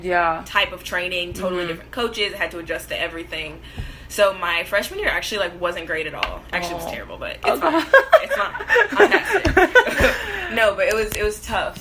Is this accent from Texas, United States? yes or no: yes; Dallas, Texas, United States; also born or lived in Waxahachie, Texas; my mom and dad and our family, we're all from Dallas, but we live in Waxahachie, which is about 35 miles south of Dallas. We've lived there for like 12 years. And I went to school in DeSoto High School.